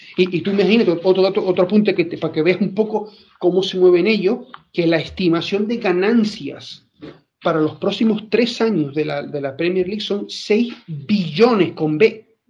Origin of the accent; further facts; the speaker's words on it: Spain; soy español